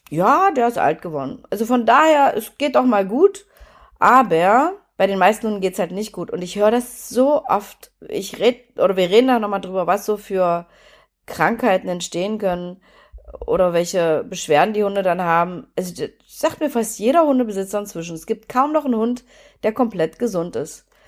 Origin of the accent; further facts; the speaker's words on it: Germany; ich bin ja in der DDR geboren